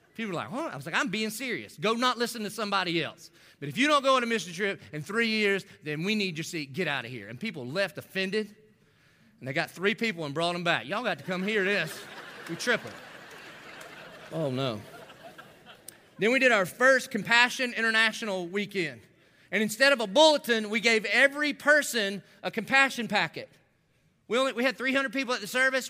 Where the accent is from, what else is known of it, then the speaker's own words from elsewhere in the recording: the South, United States; I didn't grow up in church, but I grew up in the South. So, like, every good Southern boy